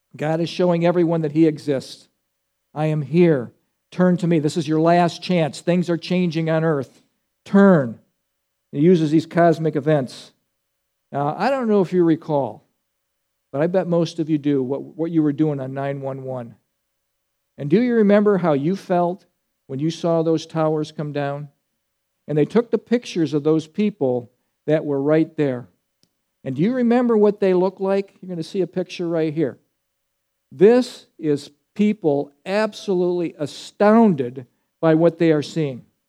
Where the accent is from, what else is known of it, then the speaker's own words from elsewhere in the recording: United States; as American Christians